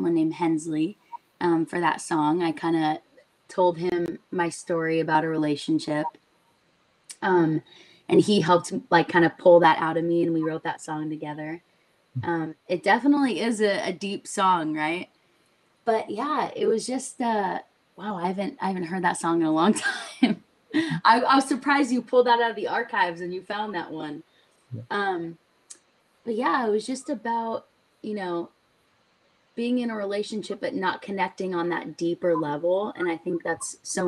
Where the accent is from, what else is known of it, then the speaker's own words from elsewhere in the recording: Orange County, California, United States; I loved growing up in Orange County.